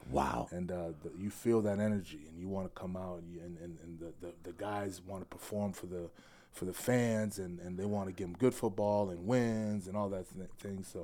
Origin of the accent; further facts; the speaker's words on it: Worcester, Massachusetts, United States; born there; Okay. Uh, I was born in Massachusetts.